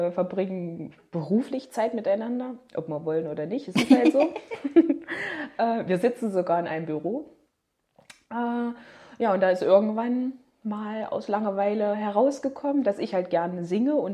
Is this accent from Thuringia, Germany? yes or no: yes; Thuringia, Germany; kommen wir aus Thüringen.